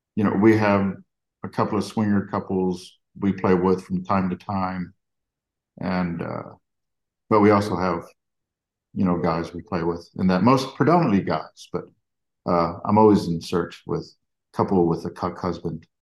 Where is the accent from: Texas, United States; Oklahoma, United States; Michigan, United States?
Texas, United States; Corpus Christi; I grew up down in South Texas by Corpus Christi